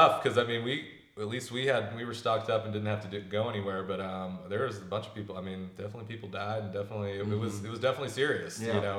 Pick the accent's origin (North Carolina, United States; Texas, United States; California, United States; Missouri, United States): Texas, United States; Austin; Yeah, so I grew up out in the Lake Travis area, which is a suburb about 30 minutes outside of Austin. Out back when I was growing up, there wasn't much out there.